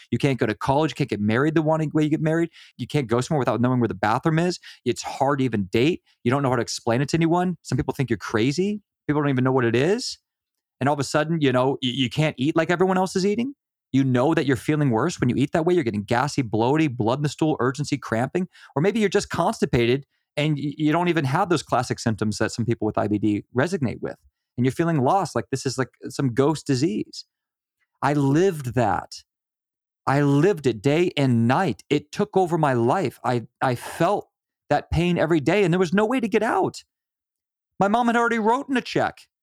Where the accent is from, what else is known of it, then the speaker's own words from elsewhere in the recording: Virginia, United States; We are from Virginia